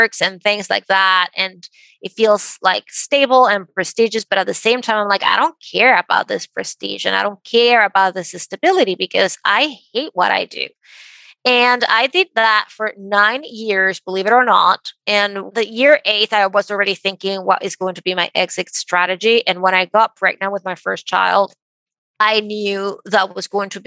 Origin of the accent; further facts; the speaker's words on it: Venezuela; moved away as an adult; now in United States; I grew up in Venezuela and my parents were very conservative.